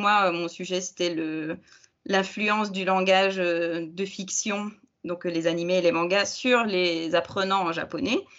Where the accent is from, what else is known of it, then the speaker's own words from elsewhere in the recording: Belgium; je suis belge